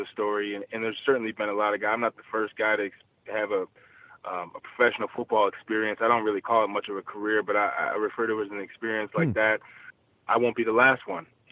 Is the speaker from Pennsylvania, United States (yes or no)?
no; Buffalo, New York, United States; I'm actually from Buffalo